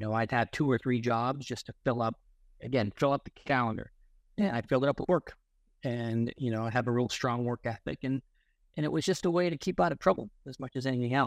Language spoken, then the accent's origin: English; Boston, Massachusetts, United States; moved away as an adult; now in California, United States; Born and raised in Boston, I went to Cornell University.